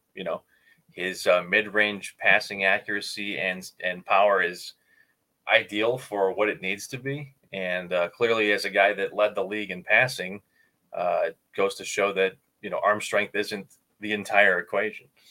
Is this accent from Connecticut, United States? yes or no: no; Chicago, Illinois, United States; Growing up in Chicago